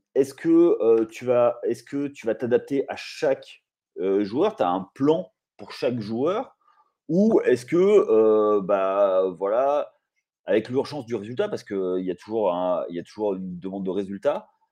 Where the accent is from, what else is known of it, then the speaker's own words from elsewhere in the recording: Limoges, Nouvelle-Aquitaine, France; je suis de Limoges